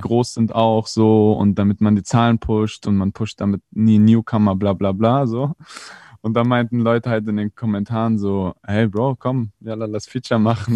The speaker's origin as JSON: {"language": "German", "region": "Berlin", "country": "Germany", "tie": "born or raised there", "said": "sind hier aufgewachsen, mein Bruder und ich. Ist ja in Moabit"}